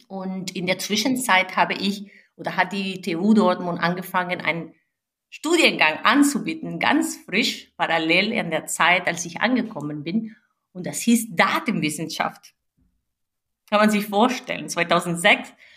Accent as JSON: {"language": "German", "country": "Venezuela", "tie": "born or raised there", "moved": "yes", "lives_now": "Germany", "said": "Ich bin eine gebürtige Venezolanerin"}